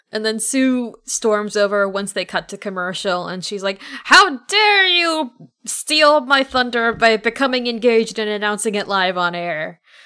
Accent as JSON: {"language": "English", "region": "Midwest of America", "country": "United States", "tie": "born or raised there", "said": "I grew up in the Midwest of America."}